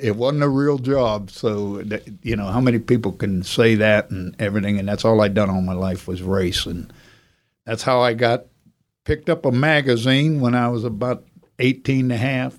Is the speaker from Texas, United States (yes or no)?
no; Youngstown, Ohio, United States; moved away; also born or lived in the Carolinas; We were raised up around Youngstown, Ohio, was all steel mills